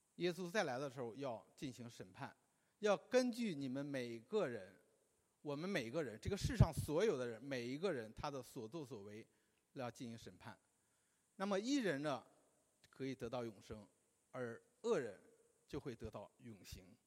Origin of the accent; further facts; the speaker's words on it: China; 我们中国人的婚礼呢， 在很多地方都是大同小异的